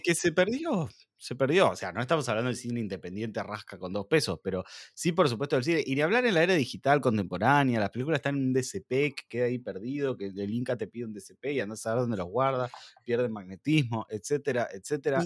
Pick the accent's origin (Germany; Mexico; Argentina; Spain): Argentina; como argentinos y como latinoamericanos